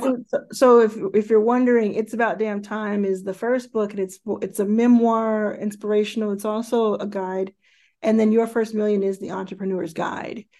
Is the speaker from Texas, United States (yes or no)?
yes; Dallas, Texas, United States; also born or lived in Jackson, Mississippi; I was born in Jackson, Mississippi, which is where my mother grew up and where uh, all of her family still lives. And I was raised from very early in Dallas, Texas